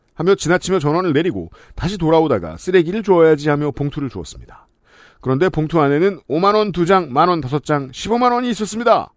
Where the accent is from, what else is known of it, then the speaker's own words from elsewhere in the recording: Seoul, South Korea; 저는 네. 전형적인 서울촌놈이라